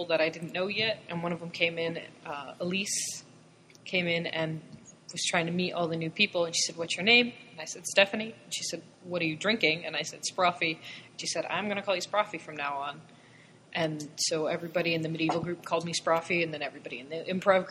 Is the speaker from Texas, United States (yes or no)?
no; East Hartford, Connecticut, United States; also born or lived in New Jersey / Shanghai; I'm from East Hartford. I, you know, went through all the schools in East Hartford